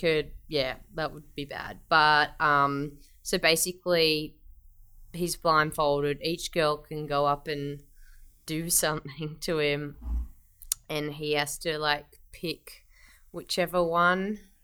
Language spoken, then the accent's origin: English; Melbourne, Victoria, Australia; now in Sydney, Australia; I'm from Melbourne originally.